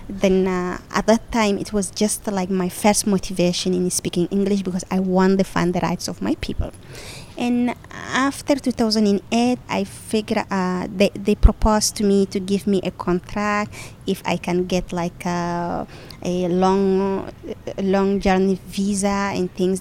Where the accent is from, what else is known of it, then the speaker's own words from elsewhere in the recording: Chad; I'm coming from the Mbororo pastoralist community, mm-hmm. and uh, we are part of the indigenous peoples group. My people is uh, around five countries: Chad, Cameroon